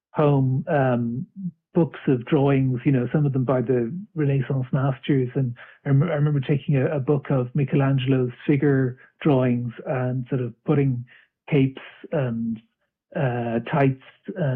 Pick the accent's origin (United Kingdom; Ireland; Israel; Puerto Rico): Ireland; Dublin, Leinster; now in Arklow, Ireland; I'm originally from Dublin, and now I'm living a bit south of Dublin in a town called Arklow